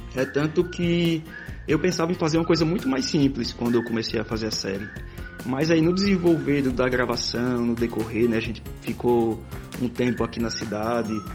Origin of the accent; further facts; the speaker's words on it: Itabaiana, Sergipe, Brazil; also born or lived in Aracaju; Eu sou de Aracaju, mas na infância eu morei aqui em Itabaiana, então morei no sítio dos meus avós